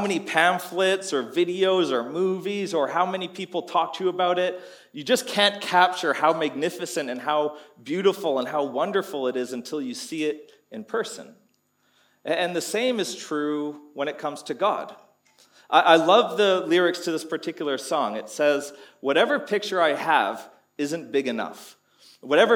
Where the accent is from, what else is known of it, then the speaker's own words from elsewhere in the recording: Canada; moved away as an adult; now in Townsville, Australia; Growing up in Canada, every winter there was snow